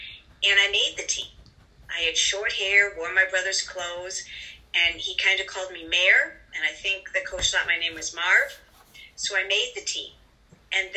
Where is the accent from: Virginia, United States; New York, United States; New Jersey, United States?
New York, United States; I grew up in New York